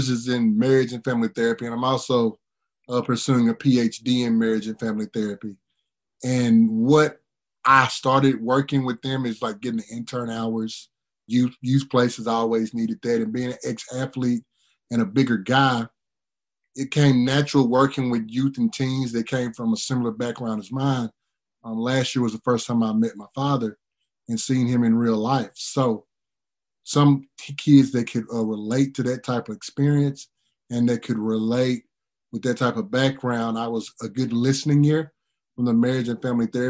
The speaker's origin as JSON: {"language": "English", "region": "East Texas", "country": "United States", "tie": "born or raised there", "said": "I grew up in East Texas"}